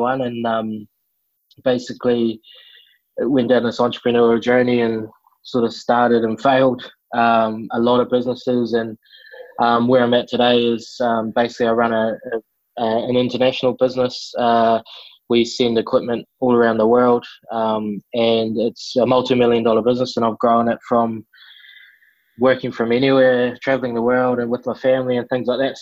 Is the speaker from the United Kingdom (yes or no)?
no; New Zealand; also born or lived in Melbourne, Australia; now in Sunshine Coast, Australia